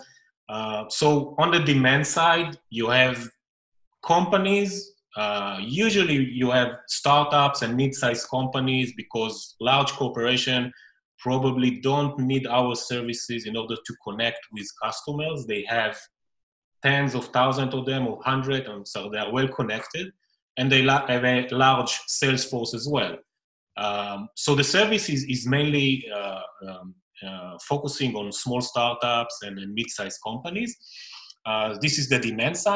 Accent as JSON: {"language": "English", "country": "Israel", "also_born_or_lived": "Tel Aviv", "second_language": "English", "said": "I'm the first Israeli founder on the podcast. So, greeting from Tel Aviv"}